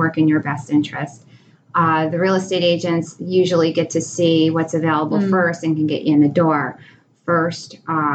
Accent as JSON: {"language": "English", "town": "Hurley", "region": "New York", "country": "United States", "tie": "born or raised there", "said": "I grew up here in Ulster County, actually in a town called Hurley, New York"}